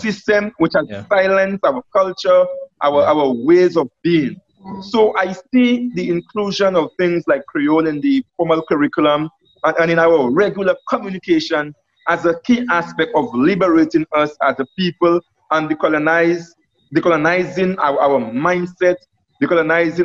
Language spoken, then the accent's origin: English; Bellevue, St. Lucia; I'm from Bellevue